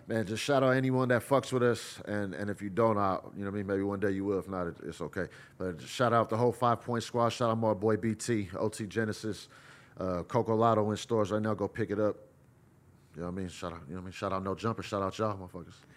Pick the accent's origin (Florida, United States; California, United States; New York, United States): California, United States; Bay Area; I'm from the Bay Area